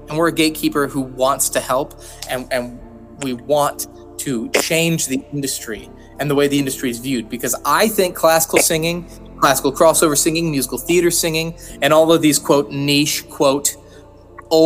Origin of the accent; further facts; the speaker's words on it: United States; I'm American